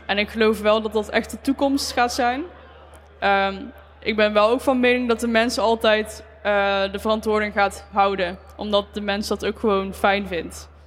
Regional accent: Eindhoven, North Brabant, Netherlands; Ik eh, kom uit Eindhoven

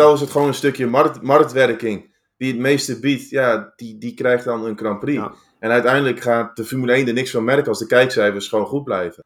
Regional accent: Netherlands; wij uit Nederland komen

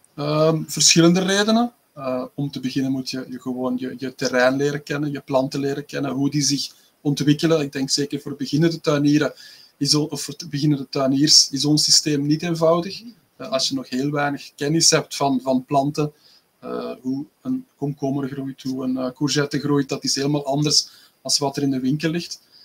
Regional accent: Belgium; uit België

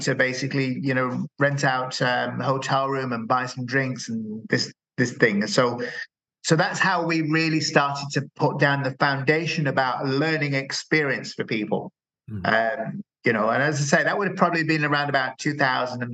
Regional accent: Dublin, Leinster, Ireland; I am from Dublin and I run the Dublin Java User Group

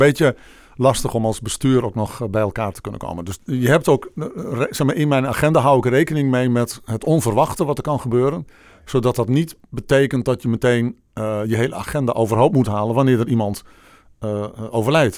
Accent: Bolsward, Friesland, Netherlands; also born or lived in Egmond; now in Amersfoort, Netherlands; de mooie stad Bolzwart in Friesland. Oh ja. Waar ik geboren en getogen ben

